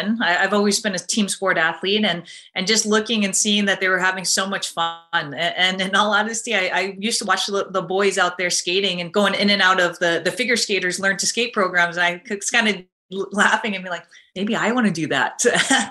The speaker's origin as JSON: {"language": "English", "town": "Fairfield", "region": "Connecticut", "country": "United States", "tie": "born or raised there", "moved": "yes", "lives_now": "Montreal, Canada", "said": "I grew up in Fairfield, Connecticut"}